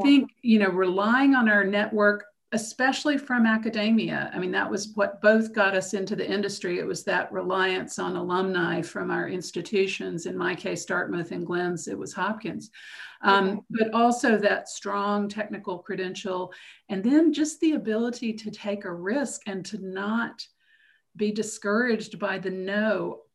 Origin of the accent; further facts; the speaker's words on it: Macon, Georgia, United States; moved away as an adult; I was born in Macon, Georgia, and spent the first 18 years of my life there.